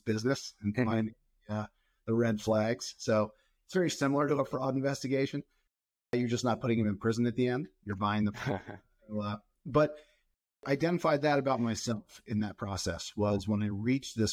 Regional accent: outside of Philadelphia, New Jersey, United States; moved away as an adult; now in West Coast, United States; I grew up in New Jersey, outside of Philadelphia area

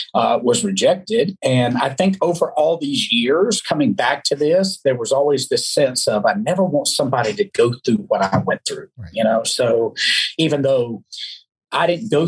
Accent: Alabama, United States; I was raised in the South, as you know, Alabama. You can't hear my accent, I know, but being from the South and raised very religious, there were some things that were just no-no.

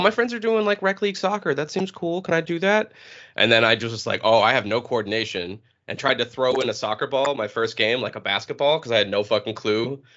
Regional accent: New Hampshire, United States; originally from uh, New Hampshire

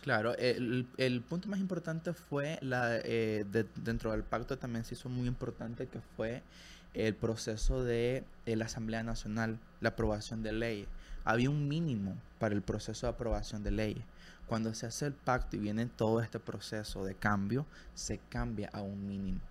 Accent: Nicaragua; moved away; siendo nicaragüense

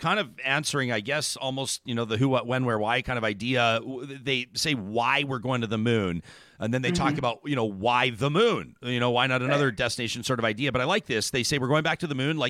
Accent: Canada; as a Canadian kid

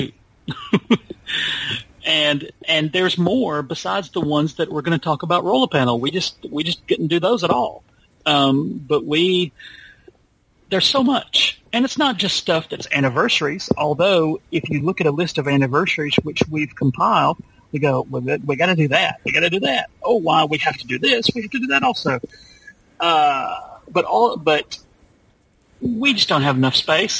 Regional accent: Alabama, United States; here in my home state of Alabama

